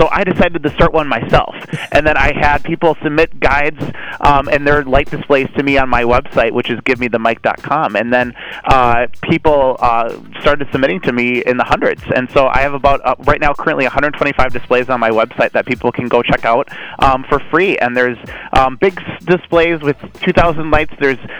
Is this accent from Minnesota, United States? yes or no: yes; Blaine, Minnesota, United States; I grew up in Blaine.